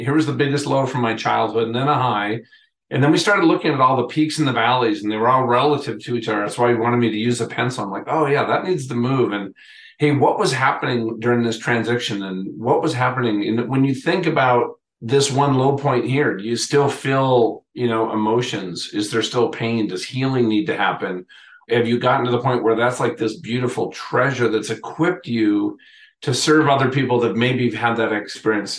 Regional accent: Minnesota, United States; I grew up in Minnesota

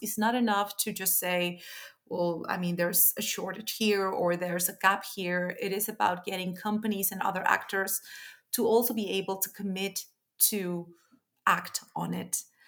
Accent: Chile; moved away; my home country, Chile

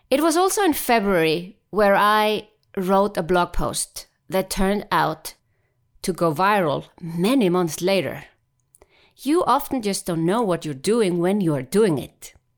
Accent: Iceland; now in Switzerland; I am from Iceland, and yes, I happen to live in Switzerland

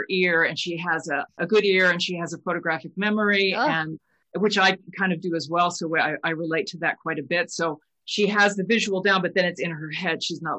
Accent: United States; she's English and I'm American

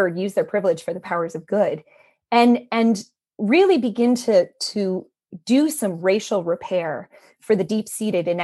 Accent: Maine, United States; I grew up in Maine, which is, you know, one of the whitest states in the union.

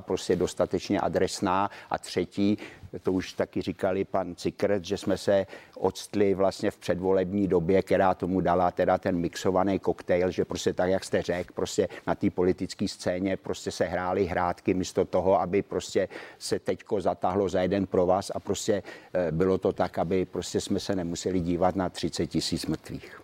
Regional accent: Czechia; hrdý, že jsem Čech

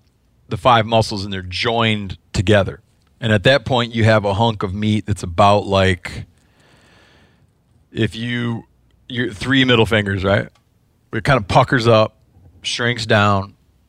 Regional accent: Midwest, United States; I don't remember because I'm from the Midwest.

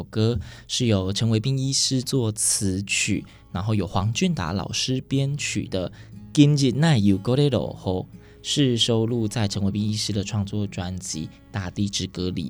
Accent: Yilan County, Taiwan; 因为我本身是宜兰人

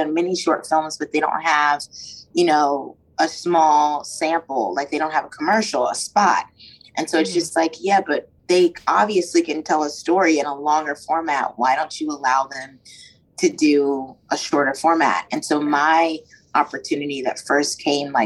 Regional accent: Maryland, United States; now in New York, United States; I'm from Maryland originally and have been in New York for a while now

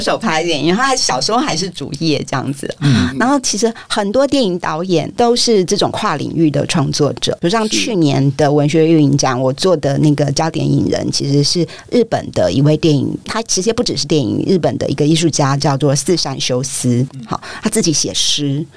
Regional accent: Taipei, Taiwan; 我很庆幸我是台北人

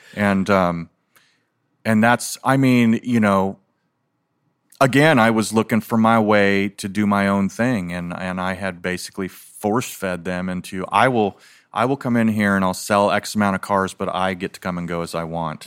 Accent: Philippines; now in United States; I was born in the Philippines, and so back then, so this was nineteen sixty-eight

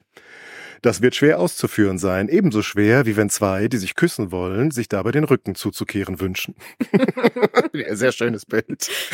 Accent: County of Mark, North Rhine-Westphalia, Germany; da, wo ich herstamme, die Grafschaft Mark

